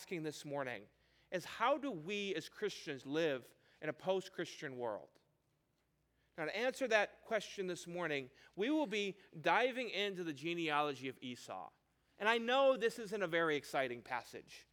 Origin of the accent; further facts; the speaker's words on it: Chicago, Illinois, United States; moved away as an adult; now in Kansas City, United States; I'm from Chicago